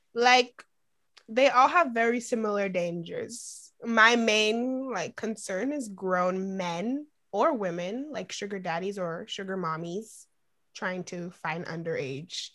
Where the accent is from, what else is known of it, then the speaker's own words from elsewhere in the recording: Boston, Massachusetts, United States; also born or lived in Florida; I was born in Florida and I moved here because of a hurricane in Boston. And I've been living here most of my life